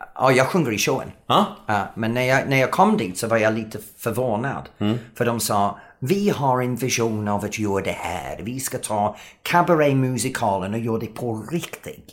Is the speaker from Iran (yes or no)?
no; England, United Kingdom; Swedish is a second language; moved away as an adult; now in Sweden; Jag som engelsman har haft så svårt att lära mig svenska